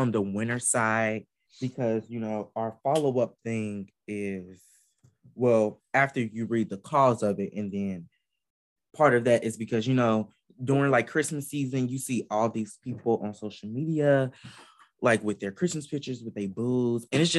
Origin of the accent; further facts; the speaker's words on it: Atlanta, Georgia, United States; Shout out to my hometown of 404.